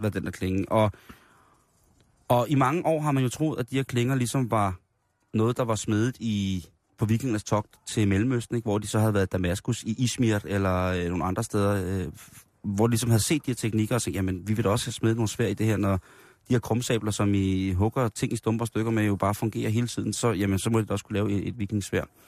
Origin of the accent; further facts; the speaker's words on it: Denmark; vi synes jo også som danskere